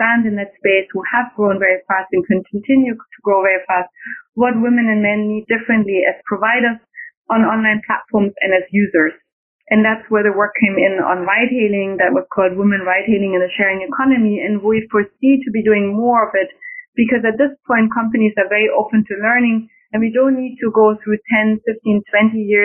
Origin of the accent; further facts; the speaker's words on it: Germany; accent: German; now in Washington, D.C., United States; I'm German in my accent